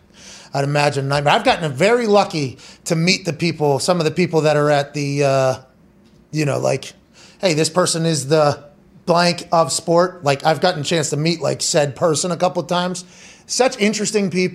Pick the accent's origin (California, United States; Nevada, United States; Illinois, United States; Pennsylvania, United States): Pennsylvania, United States; Pittsburgh; moved away as an adult; also born or lived in West Virginia / Indianapolis; I grew up in Pittsburgh, right? Pittsburgh, Pennsylvania is an NFL and NHL town, right?